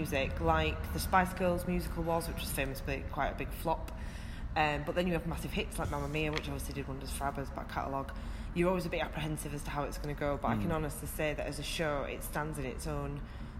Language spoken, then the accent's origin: English; Leeds, Yorkshire and the Humber, United Kingdom; I'm born and bred in Leeds